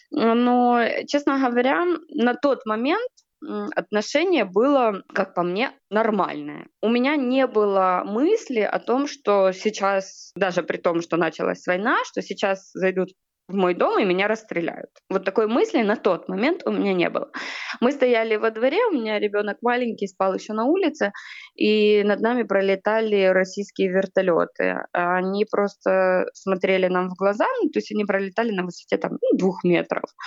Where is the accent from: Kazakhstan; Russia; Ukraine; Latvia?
Ukraine; Kherson, Kherson Oblast; мы достаточно типичная семья, украинская, мы из Херсона